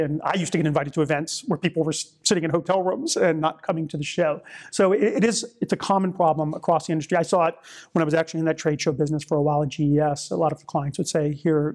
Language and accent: English; New Orleans, Louisiana, United States; moved away; I'm originally from New Orleans